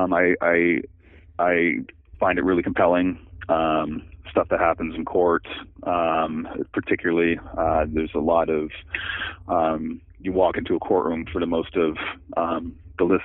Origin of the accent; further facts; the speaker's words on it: Marin County, California, United States; I grew up in Marin County and spent my whole life in the Bay Area